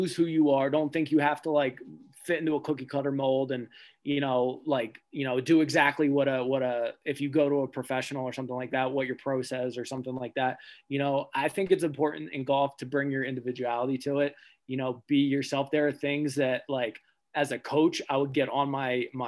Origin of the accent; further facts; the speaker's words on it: the South, United States; moved away; I'm from the South